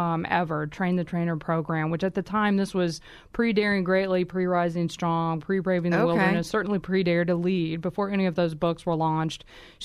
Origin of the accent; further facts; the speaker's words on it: Kansas, United States; How did you know I'm from Kansas, anyway?